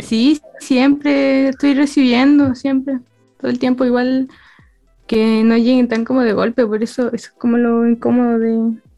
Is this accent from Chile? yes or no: yes; La Serena, Coquimbo, Chile; yo soy de La Serena